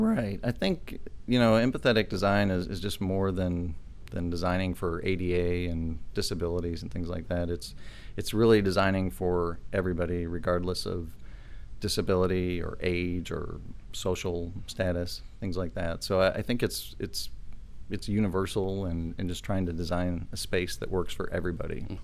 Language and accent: English; Chicago, Illinois, United States; moved away as an adult; also born or lived in Champaign, Illinois; now in Austin, United States; I'm from Chicago originally